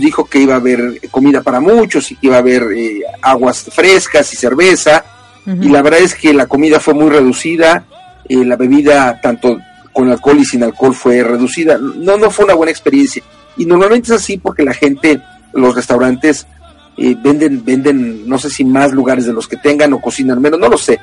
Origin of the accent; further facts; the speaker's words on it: Mexico; la gente en México y fuera de México, quienes somos mexicanos, lo celebramos